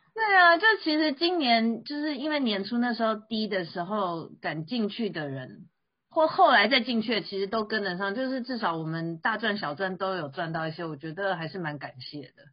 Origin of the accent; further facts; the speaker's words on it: Taiwan; 我觉得今年其实对台湾人还蛮特别的哈